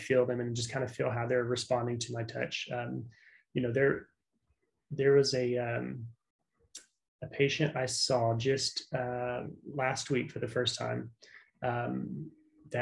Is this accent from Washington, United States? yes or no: no; South Louisiana, United States; moved away; I was born in South Louisiana. So like Cajun country